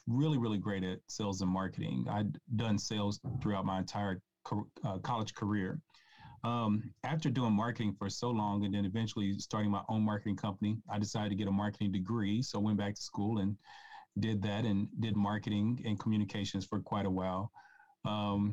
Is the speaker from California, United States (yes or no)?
no; Kansas City, Missouri, United States; I live in my hometown of Kansas City, Missouri, in the United States